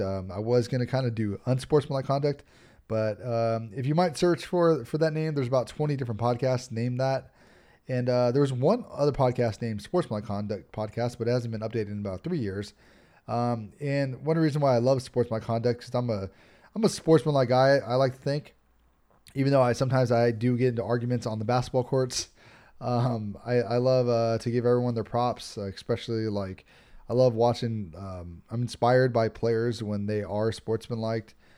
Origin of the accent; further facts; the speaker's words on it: Los Angeles, California, United States; I live here in Los Angeles.